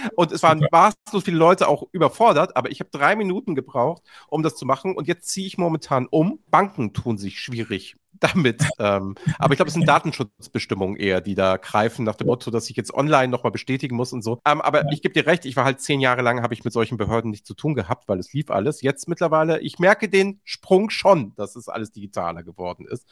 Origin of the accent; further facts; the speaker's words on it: Hamburg, Germany; als Hamburger